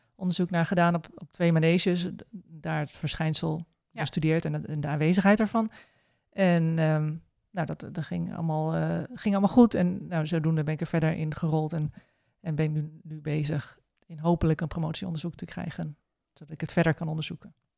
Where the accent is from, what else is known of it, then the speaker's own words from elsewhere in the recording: Groningen, Netherlands; ik kom uit Groningen